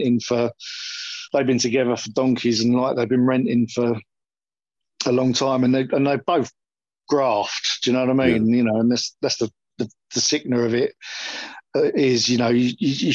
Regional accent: Westmorland, North West England, United Kingdom; moved away as an adult; also born or lived in United States / Alpington; now in Larkfield, United Kingdom; I grew up in Westmorland.

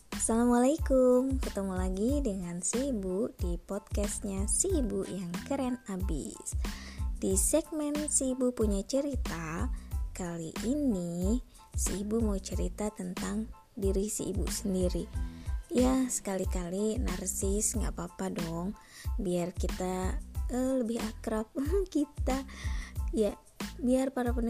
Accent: Bandung, West Java, Indonesia; accent: Sundanese; kadang si ibu logatnya pakai bahasa Sunda ya karena memang si ibu lahir dan besarnya di Bandung di kota Bandung e, mau ngaku orang Sunda juga nggak ada keturunan Sunda gitu ya orang tua dua-duanya Jawa

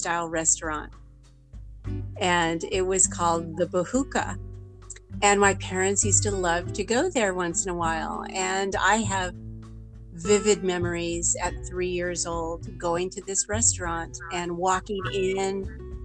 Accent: California, United States; moved away as an adult; now in Maui, United States; So my dad got a job offer to Northern California. So we moved up north in California.

